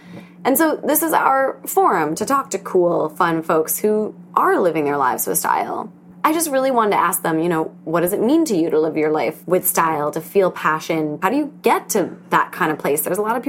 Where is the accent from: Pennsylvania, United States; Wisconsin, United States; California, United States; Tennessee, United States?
Wisconsin, United States; now in New York City, United States; I thought everyone either knows I'm from Wisconsin or thinks I still live there and not in New York City.